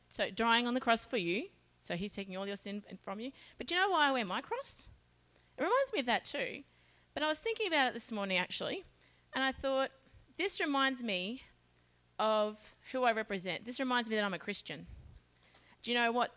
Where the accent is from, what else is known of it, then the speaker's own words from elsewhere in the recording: Charters Towers, Queensland, Australia; I'm from Charters Towers